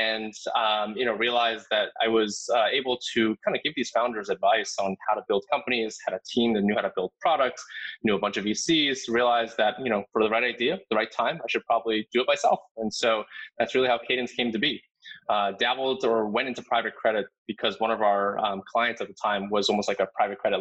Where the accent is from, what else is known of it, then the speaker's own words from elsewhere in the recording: New Jersey, United States; I grew up in New Jersey, so kind of really close